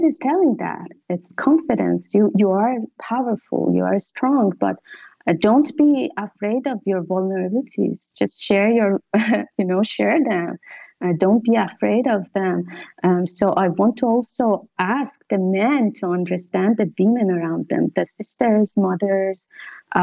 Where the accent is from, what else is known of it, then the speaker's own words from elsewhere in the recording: Iran; moved away as an adult; now in Italy; as a woman that I grew up in Iran